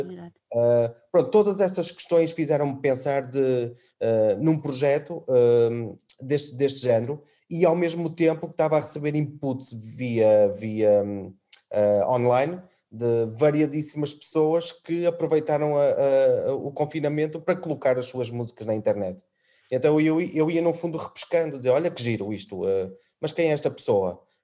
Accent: Trás-os-Montes, Portugal; now in Azores, Portugal; eu sou transmontano

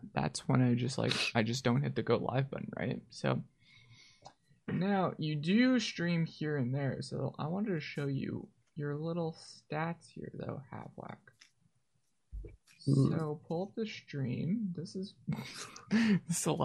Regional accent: Manitoba, Canada; I'm from Canada, dude. Just above Minnesota, so like Manitoba.

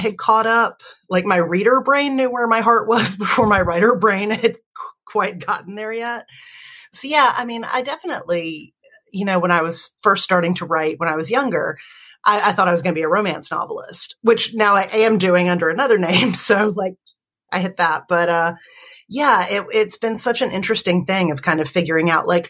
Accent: Alabama, United States; where are you from? And I said, you know, Alabama

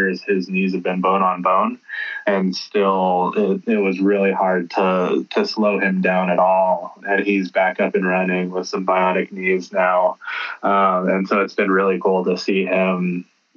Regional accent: Klamath Falls, Oregon, United States; my family's been here in the Klamath Basin. I'm native, so I'm Klamath and Modoc tribes

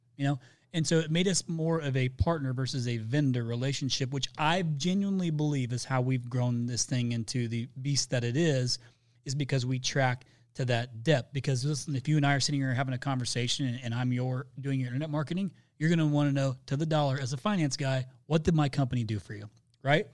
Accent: Indiana, United States; I'm from Indiana

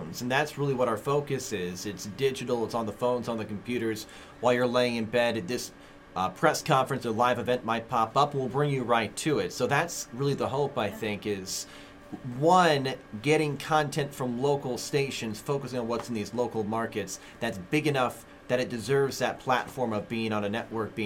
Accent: Midwest, United States; also born or lived in Washington, D.C.; I'm from the Midwest

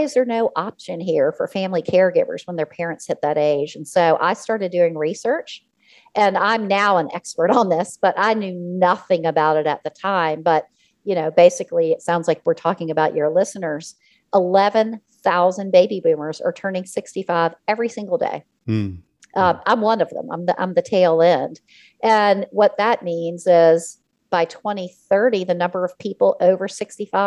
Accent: Richmond, Virginia, United States; I was born and raised in Richmond, Virginia

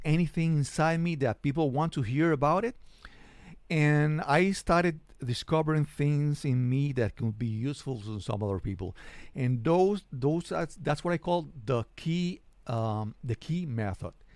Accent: San Juan, Puerto Rico; I'm a podcaster from San Juan, Puerto Rico

